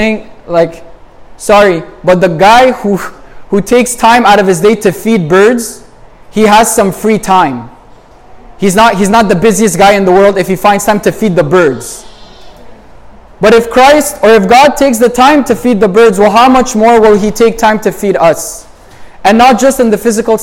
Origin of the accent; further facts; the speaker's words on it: Montreal, Quebec, Canada; I'm from Montreal